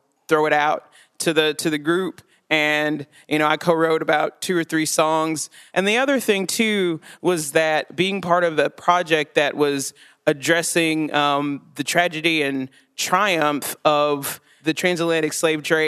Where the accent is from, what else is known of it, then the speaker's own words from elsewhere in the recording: Chattanooga, Tennessee, United States; moved away as an adult; I grew up in Chattanooga, Tennessee. I lived there for the first 19 years of my life